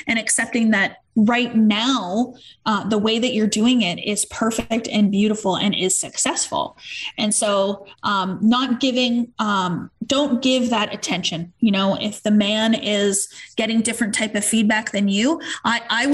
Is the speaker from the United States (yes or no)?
no; Canada; we're Canadian